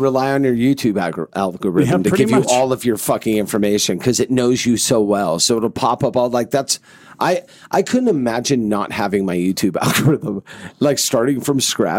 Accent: Los Angeles, California, United States; where I grew up was in the Valley, which is outside of like down just outside of Hollywood.

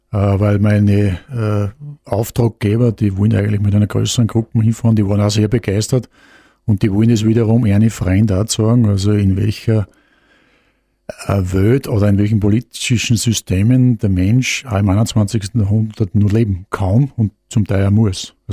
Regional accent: Austria; Also Österreich muss ich einen gewissen Vorteil. Ähm, wir haben natürlich auch die nötige Portion Schmäh dazu

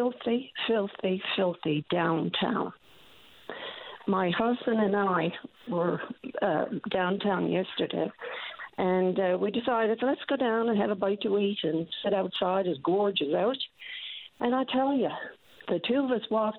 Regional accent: St. John's, Newfoundland and Labrador, Canada; we grew up in St. John's. We're from St. John's

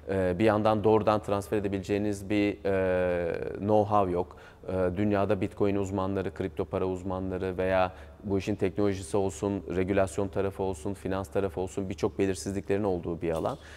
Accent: Gaziantep, Turkey; Ben şey Gaziantepliyim.

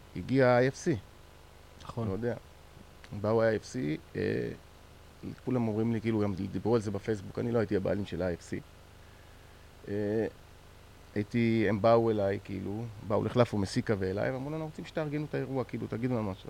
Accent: Israel; אנחנו מישראל

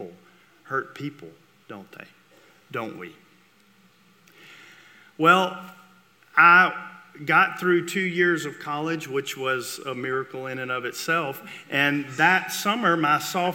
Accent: Vicksburg, Mississippi, United States; I grew up in Vicksburg, Mississippi, and went to Warren Central, the Mighty Vikings

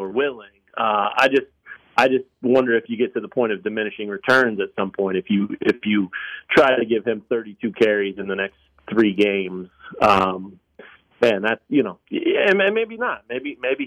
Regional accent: Lawrence, Kansas, United States; also born or lived in Colorado; I grew up in town here. I mean, I'm from Lawrence as long as it goes, pretty much, originally Colorado, but been here 34 years

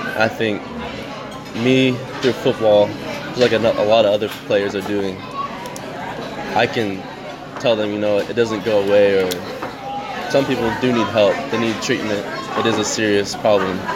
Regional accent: Trenton, New Jersey, United States; also born or lived in Utah; I was born in Utah, but I moved out here when I was about four, five. Those are my first memories of life is being out here, being in Trenton, Hamilton, that area

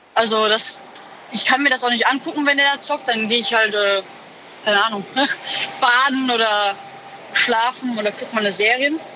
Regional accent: Moers, North Rhine-Westphalia, Germany; Ich komme aus Mörs, Nordrhein-Westfalen

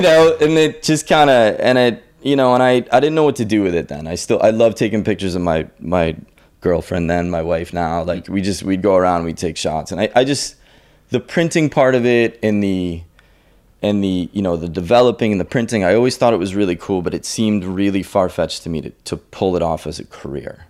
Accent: Andover, Massachusetts, United States; I grew up in the north shore of, uh, Boston in a town called Andover.

